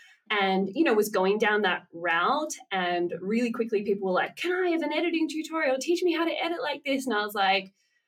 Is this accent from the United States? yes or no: no; Australia; moved away as an adult; now in Germany; I am born and raised in Australia, but currently living in Germany